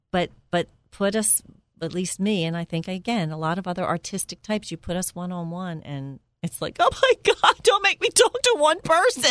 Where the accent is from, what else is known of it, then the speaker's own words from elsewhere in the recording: Philadelphia, Pennsylvania, United States; moved away as an adult; now in Bucks County, United States; I was raised in Northeast Philly